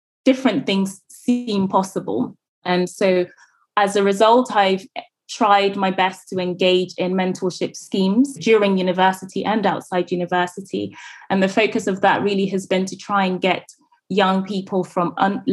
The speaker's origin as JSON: {"language": "English", "country": "Ghana", "tie": "born or raised there", "moved": "yes", "said": "growing up in Ghana"}